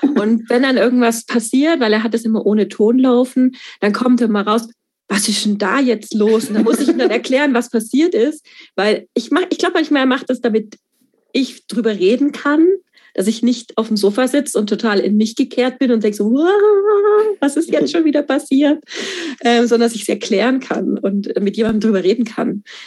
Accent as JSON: {"language": "German", "town": "Stuttgart", "region": "Baden-Württemberg", "country": "Germany", "said": "Ich komme aus Stuttgart"}